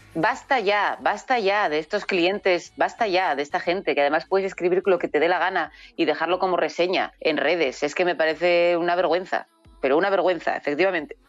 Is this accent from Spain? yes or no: yes; Asturias, Spain; also born or lived in Villaviciosa; como asturianos